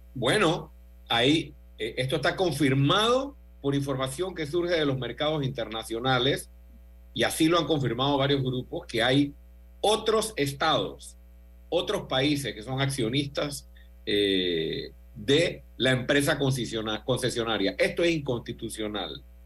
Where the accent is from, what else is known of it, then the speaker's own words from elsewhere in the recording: Panama; como panameño